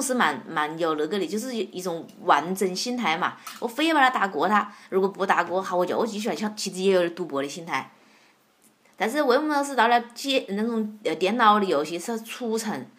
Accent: Wuhan, Hubei, China; accent: Wuhan dialect; 我我怕是武汉话

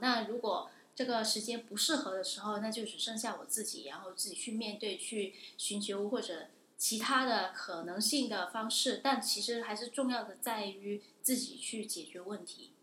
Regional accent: Guangdong, China; moved away as an adult; now in Newcastle, United Kingdom; 我是来自广东的。我是二零一五届纽卡斯尔大学硕士研究生

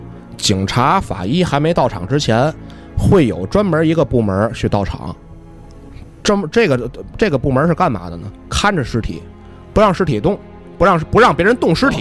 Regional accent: China; 反正咱是中国人，咱也不往泰国去。

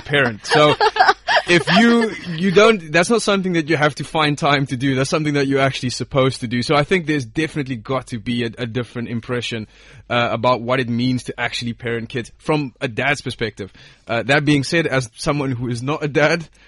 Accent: South Africa; where I'm from, I'm from South Africa

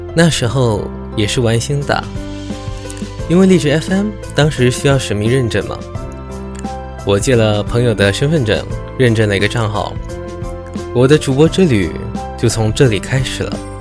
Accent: Malaysia; 我来自暖暖的南洋，马来西亚。一个没有四季，只有暖暖夏天的国家

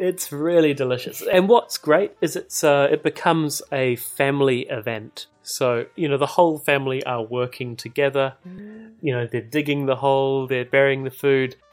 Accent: New Zealand; I'm a New Zealander. I grew up in New Zealand.

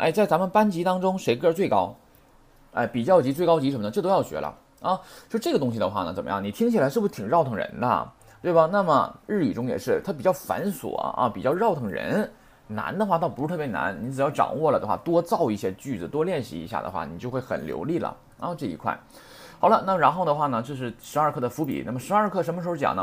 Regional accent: China; 我们中国人

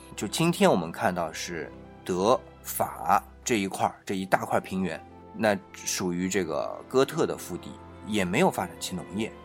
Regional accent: China; 我们中国人啊，面朝黄土背朝天的生活

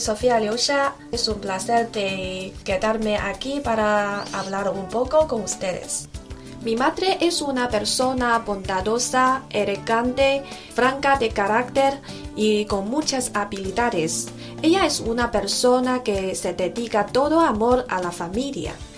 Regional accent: Xi'an, Shaanxi, China; Spanish is a second language; now in Beijing, China; mi madre está en Xi'an, mi ciudad natal, a mil kilómetros de Beijing

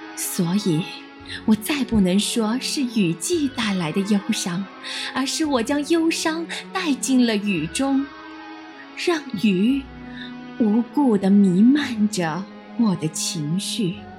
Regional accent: Jiangnan, China; 来自我们江南

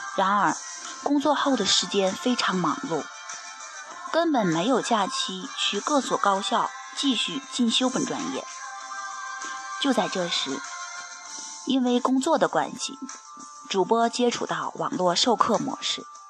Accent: Genhe, Inner Mongolia, China; 作为根核本地土生土长的学子

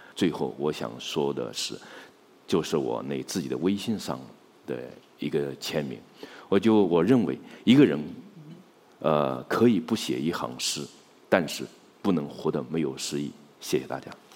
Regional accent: China; 我们中国人

